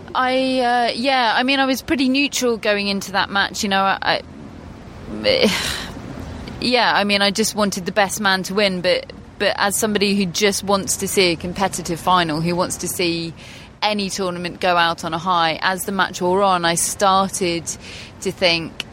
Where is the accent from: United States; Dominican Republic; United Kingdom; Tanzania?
United Kingdom; England; As English people